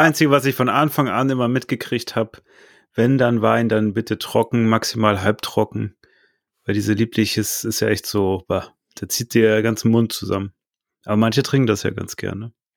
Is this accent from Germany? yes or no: yes; Northern Germany, Germany; also born or lived in Hannover; ich also als Norddeutscher